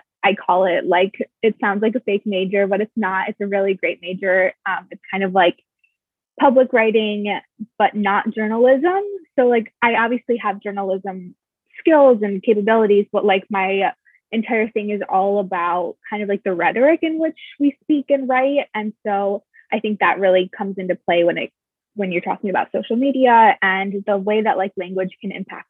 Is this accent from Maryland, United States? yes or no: no; Michigan, United States; now in New York, United States; I'm from Michigan.